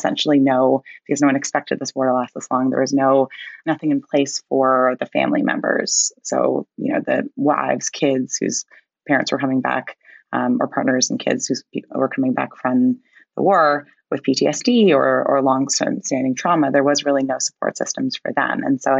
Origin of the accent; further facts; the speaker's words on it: Canada; I am Canadian, if it's not already abundantly clear.